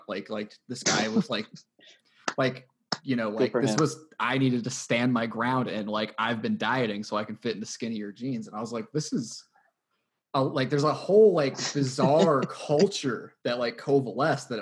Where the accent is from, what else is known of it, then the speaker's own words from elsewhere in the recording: Phoenix, Arizona, United States; I was growing up in Phoenix